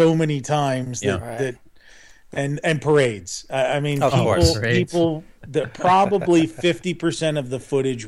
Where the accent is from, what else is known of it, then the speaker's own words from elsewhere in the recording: Philadelphia, Pennsylvania, United States; I'm Philadelphia born and raised.